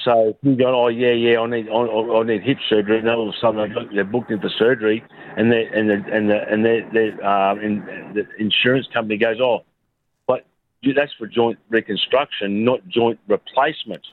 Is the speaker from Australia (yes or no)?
yes; Brisbane, Queensland, Australia; also born or lived in Albury; I was born in Albury, but I came to Brisbane when I was 22 months old.